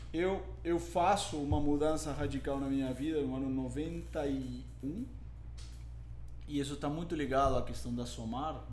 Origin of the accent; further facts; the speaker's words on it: Lima, Peru; Portuguese is a second language; moved away as an adult; now in São Paulo, Brazil; eu nasci em Lima, no Peru, há 47 anos atrás